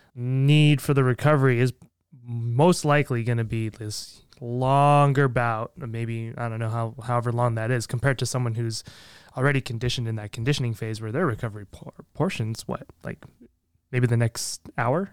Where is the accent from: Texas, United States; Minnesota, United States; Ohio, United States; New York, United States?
Minnesota, United States; I'm a fellow Minnesotian